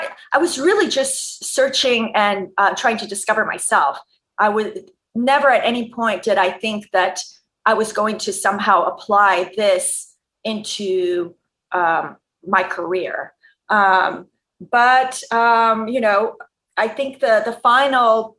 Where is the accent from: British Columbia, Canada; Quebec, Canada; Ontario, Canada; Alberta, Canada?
Quebec, Canada; Montreal; I grew up in Montreal in the province of Quebec, Canada.